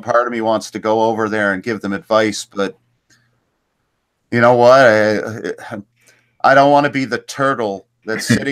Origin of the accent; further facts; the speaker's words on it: Canada; I'm Canadian